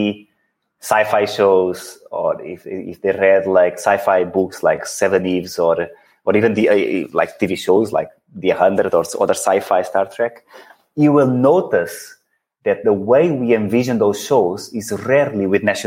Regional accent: Portugal; moved away; also born or lived in Netherlands / Belgium / India; having born and lived in Portugal

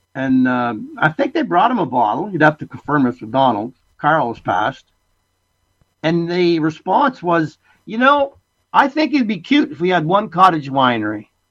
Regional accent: Essex County, Ontario, Canada; born or raised there; moved away as an adult; also born or lived in Italy; now in British Columbia, Canada

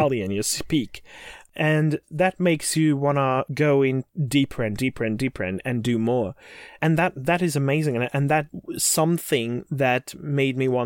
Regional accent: Flemish part of Belgium, near Bruges, Flanders, Belgium; I'm from Belgium.

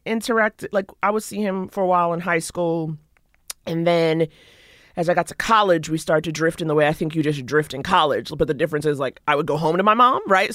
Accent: New York City, New York, United States; I grew up in Harlem

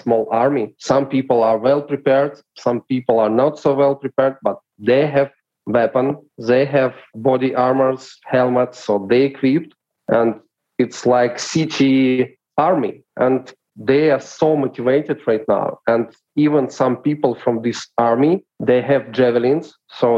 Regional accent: Kyiv, Ukraine; I was born in Kyiv

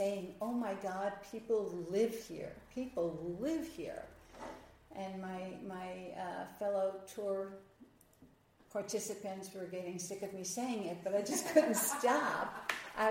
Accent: New York, United States; moved away as an adult; now in Nashville, United States; I'm originally from New York.

